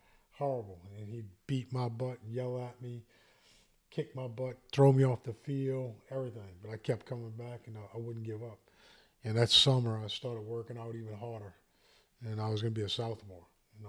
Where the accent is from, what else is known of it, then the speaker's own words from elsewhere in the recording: Arabi, Louisiana, United States; I grew up in Araby, Louisiana, which was a great neighborhood. Had lots of friends, lots of people my age.